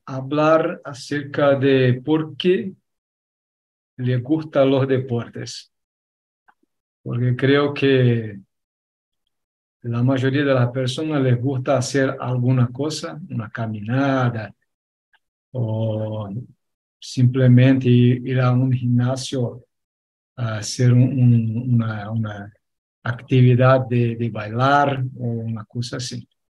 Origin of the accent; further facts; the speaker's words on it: Argentina; accent: Argentine; mi acento es un acento argentino